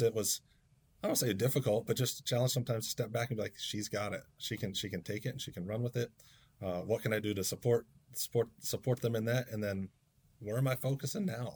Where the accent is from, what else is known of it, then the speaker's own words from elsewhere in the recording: Waynesboro, Pennsylvania, United States; now in Camden, United States; I was born in South Central Pennsylvania. Um, grew up at Blue Rock United Brethren Church in Waynesboro, PA.